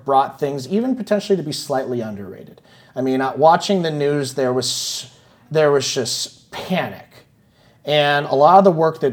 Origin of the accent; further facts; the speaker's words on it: San Francisco, California, United States; I'm from San Francisco